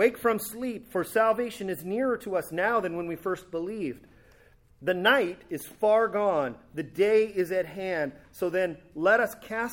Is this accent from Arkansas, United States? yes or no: no; California, United States; my hometown in California